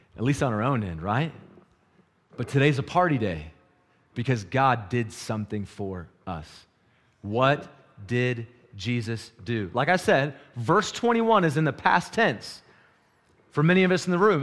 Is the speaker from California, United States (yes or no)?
no; North Carolina, United States; moved away as an adult; now in Wyoming, United States; when I moved to Wyoming, I moved from North Carolina